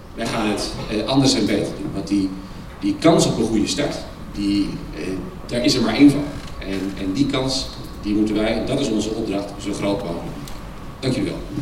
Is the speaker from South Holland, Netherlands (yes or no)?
yes; Rotterdam, South Holland, Netherlands; Ik kom zelf uit Rotterdam-Zuid